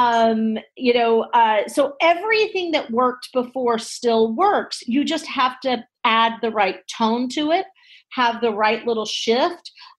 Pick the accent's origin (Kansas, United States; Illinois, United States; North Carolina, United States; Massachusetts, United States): North Carolina, United States; moved away as an adult; also born or lived in New York City, United States; I'm originally from North Carolina